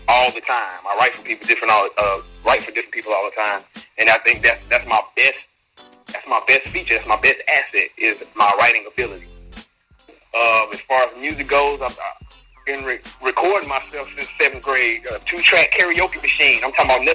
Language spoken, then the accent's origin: English; Mississippi, United States; also born or lived in Chicago, Illinois; I'm originally from Chicago, but I spent most of my life in Mississippi.